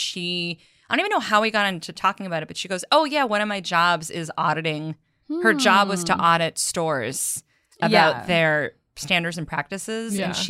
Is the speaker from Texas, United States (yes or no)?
no; Belmont, Massachusetts, United States; moved away; I grew up in Belmont, Massachusetts, which is a suburb just outside of Cambridge, outside of Boston.